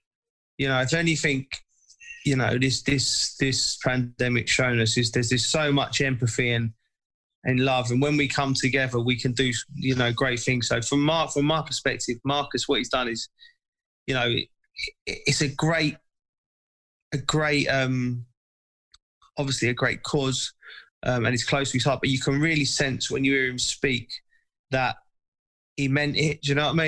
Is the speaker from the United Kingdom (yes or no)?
yes; England, United Kingdom